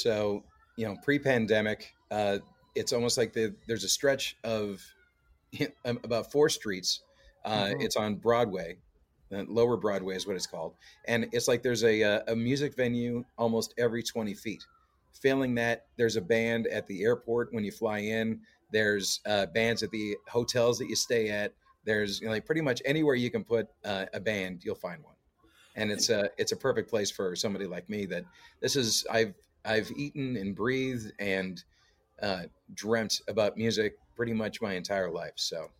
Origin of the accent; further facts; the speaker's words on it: Canada; Oh yeah, it's we're all over the place. It's a lot of times, like I'll run into fellow Canadians, walking to gigs because there's a lot of musicians down here